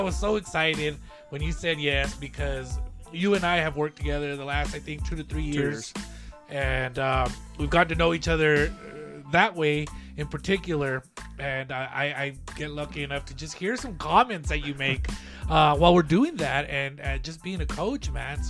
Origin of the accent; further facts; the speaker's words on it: Lordsburg, New Mexico, United States; also born or lived in Las Cruces, New Mexico; And, of course, I'm from Lordsburg, New Mexico.